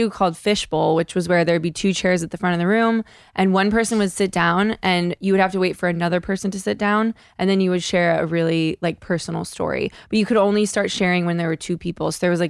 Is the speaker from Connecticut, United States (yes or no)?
yes; Connecticut, United States; I'm from Connecticut and I went to Catholic school for many years